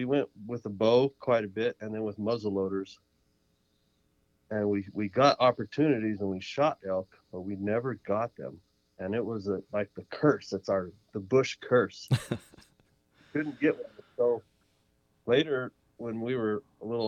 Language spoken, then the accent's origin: English; San Luis Valley, Colorado, United States; now in New Mexico, United States; I grew up in the San Luis Valley in Colorado, in South Central Colorado.